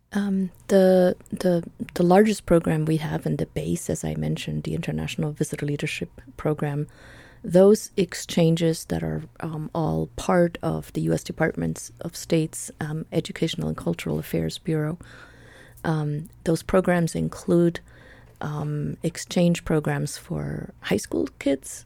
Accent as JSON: {"language": "English", "region": "Buenos Aires", "country": "Argentina", "tie": "born or raised there", "also_born_or_lived": "Switzerland", "second_language": "English", "moved": "as an adult", "lives_now": "United States", "said": "I was born in Buenos Aires, Argentina. Um, my parents were Swiss, and so I grew up in sort of dual worlds, and I came to the United States when I was nineteen to learn English"}